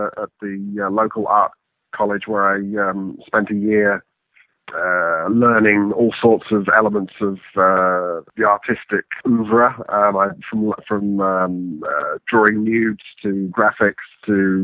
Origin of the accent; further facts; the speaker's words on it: England, United Kingdom; I grew up in England, Mark, born in the mid-60s